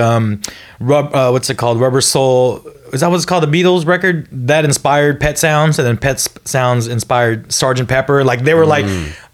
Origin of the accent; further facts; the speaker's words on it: Hawaii, United States; I was born in Hawaii